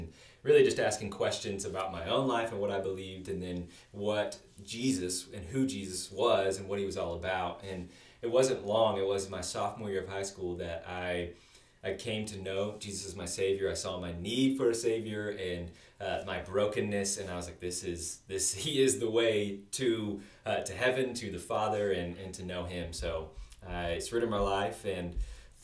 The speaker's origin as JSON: {"language": "English", "town": "Krum", "region": "Texas", "country": "United States", "tie": "born or raised there", "said": "I grew up in the Denton area, Crum, Texas, specifically"}